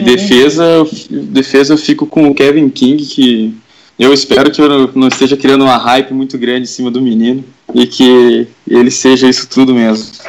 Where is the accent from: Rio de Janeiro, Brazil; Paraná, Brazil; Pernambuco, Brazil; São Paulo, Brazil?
Paraná, Brazil; Curitiba; sou aqui de Curitiba